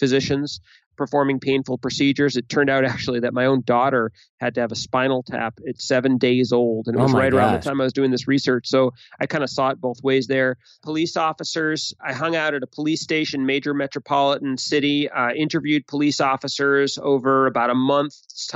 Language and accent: English; Boston, Massachusetts, United States; I'm from Boston.